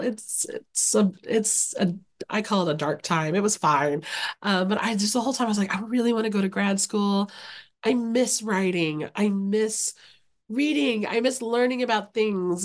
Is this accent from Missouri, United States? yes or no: no; Okarche, Oklahoma, United States; now in Oxford, Ohio, United States; I grew up in a very small town in Oklahoma. So shout out to Okarchi, Oklahoma, which is Central Oklahoma